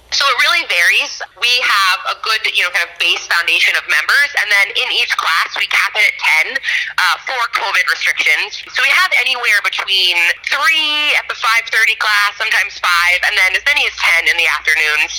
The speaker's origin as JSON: {"language": "English", "area": "D.C.", "region": "District of Columbia", "country": "United States", "tie": "born or raised there", "moved": "as an adult", "lives_now": "LaSalle-Peru, Illinois, United States", "said": "I grew up in a suburb of Washington, D.C. So I'm born and raised on the East Coast"}